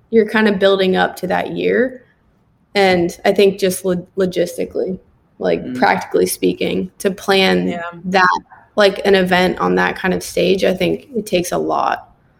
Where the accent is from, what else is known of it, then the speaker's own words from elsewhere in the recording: United States; I know I'm an American